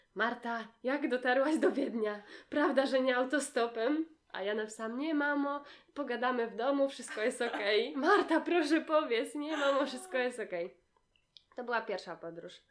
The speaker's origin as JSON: {"language": "Polish", "town": "Gdynia", "region": "Pomeranian Voivodeship", "country": "Poland", "said": "u nas w Gdyni"}